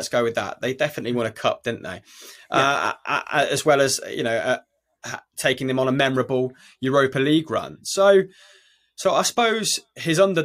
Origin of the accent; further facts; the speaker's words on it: Leicester, East Midlands, United Kingdom; I am from Leicester